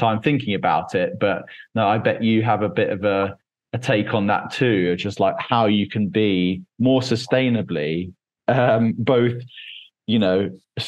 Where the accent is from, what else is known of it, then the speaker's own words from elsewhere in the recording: Cambridge, East of England, United Kingdom; Cambridge in England